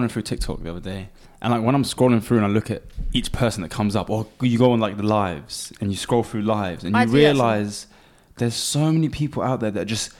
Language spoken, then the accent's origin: English; Cambridge, East of England, United Kingdom; Cambridge, which is my hometown